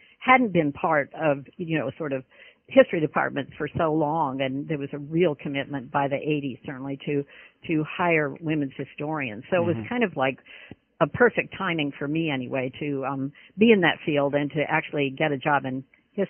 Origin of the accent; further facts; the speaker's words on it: Laguna Beach, California, United States; moved away as an adult; also born or lived in Pasadena, California / San Francisco, California / Charlotte, North Carolina; now in North Carolina, United States; I'm actually a fourth generation Californian, which is kind of unusual now to be in North Carolina, but I was born in Pasadena, California, and then raised in Laguna Beach and went to Laguna Beach High School